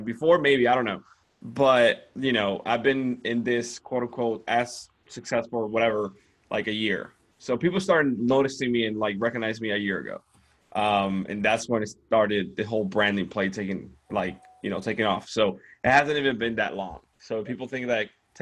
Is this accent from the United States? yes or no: no; Dominican Republic; English is a second language; moved away as an adult; I come from the Dominican Republic. English is not my first language.